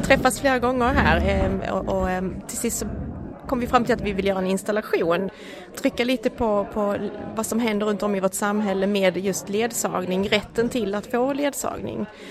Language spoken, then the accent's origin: Swedish; Skåne, Sweden; jag kommer ju från Skåne